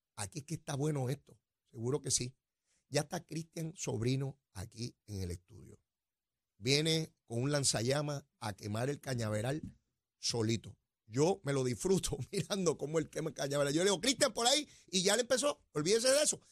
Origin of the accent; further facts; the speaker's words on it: Puerto Rico; somos una colonia de los Estados Unidos de América